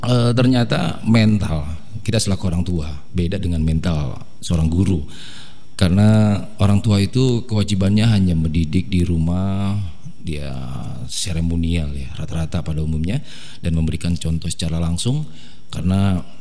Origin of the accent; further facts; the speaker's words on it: Depok, West Java, Indonesia; Kalau orang kita tuh orang Depok itu kan orang suka singkat, nggak pakai M, ya ngapain?